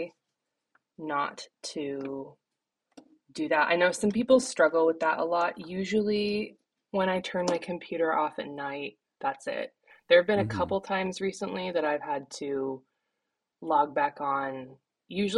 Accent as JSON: {"language": "English", "town": "Issaquah", "region": "Washington", "country": "United States", "tie": "born or raised there", "moved": "as an adult", "lives_now": "East Coast, United States", "said": "I grew up in Issaquah, Washington, and now I'm on the East Coast"}